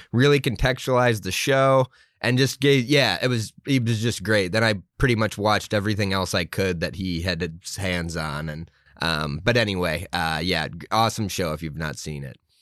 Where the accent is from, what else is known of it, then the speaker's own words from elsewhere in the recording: Milo, Maine, United States; growing up in Milo, um, I knew Penobscot Nation was there